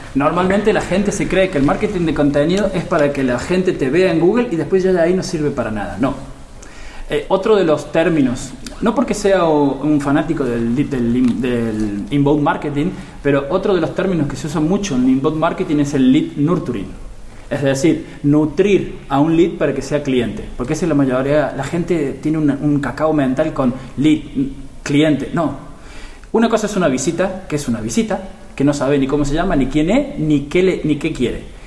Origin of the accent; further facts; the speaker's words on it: Argentina; moved away as an adult; now in Barcelona, Spain; yo soy argentino, como se notará en mi forma de hablar, pero vivo aquí en España desde hace 18 años